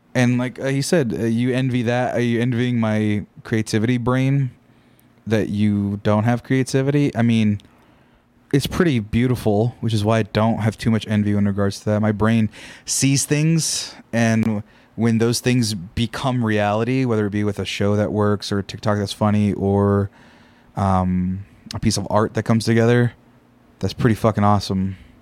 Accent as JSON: {"language": "English", "region": "Central Valley of California", "country": "United States", "tie": "born or raised there", "said": "I grew up in the Central Valley of California where there's not much"}